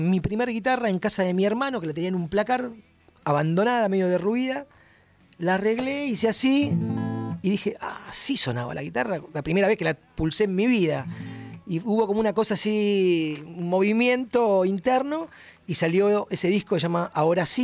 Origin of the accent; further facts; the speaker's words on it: Buenos Aires, Argentina; soy un rockero de Capital Federal.